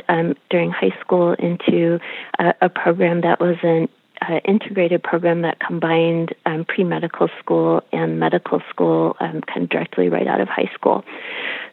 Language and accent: English; Detroit, Michigan, United States; I grew up in Detroit